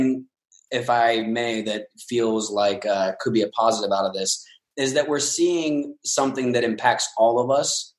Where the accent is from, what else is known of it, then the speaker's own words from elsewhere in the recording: Northern Kentucky, United States; now in Los Angeles, United States; I'm from Northern Kentucky, just south of Cincinnati.